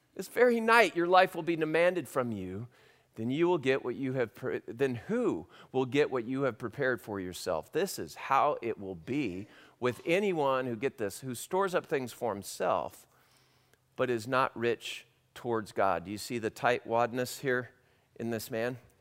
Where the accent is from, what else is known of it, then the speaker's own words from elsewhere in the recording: California, United States; I grew up in California